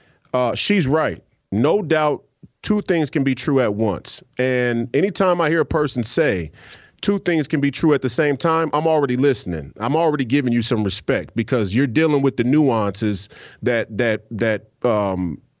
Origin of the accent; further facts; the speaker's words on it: Minneapolis, Minnesota, United States; I'm from Minneapolis. I was born and raised here, and I lived here most of my life